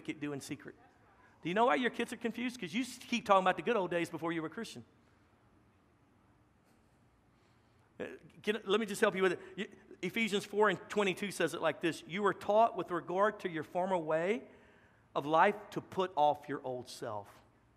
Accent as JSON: {"language": "English", "region": "Louisiana", "country": "United States", "moved": "as an adult", "lives_now": "Texas, United States", "said": "a Texican from Louisiana"}